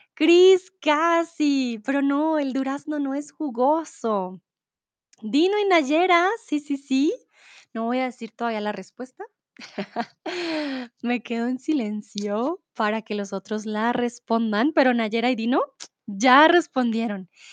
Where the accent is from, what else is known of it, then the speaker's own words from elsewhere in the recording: Bogotá, Colombia; Soy de Colombia, de Bogotá